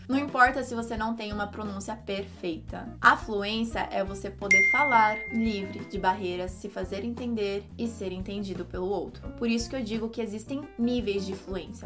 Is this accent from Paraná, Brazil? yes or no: no; São Paulo, Brazil; accent: paulista; first language Portuguese; Eu sou paulista, não tenho, não importo com meu sotaque de paulista, todo mundo fala que eu sou do interior, sendo que eu não sou